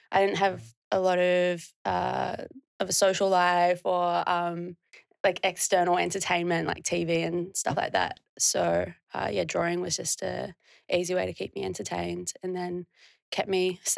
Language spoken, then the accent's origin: English; New Zealand; Um, I'm from a really small town. And yeah, it's like, I think 30 30 people live there permanently.